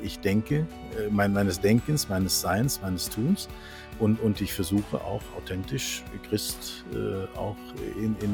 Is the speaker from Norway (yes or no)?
yes; Norway; now in Germany; ich bin Norweger, meine Frau ist Französin. Wir haben uns in Aachen kennengelernt.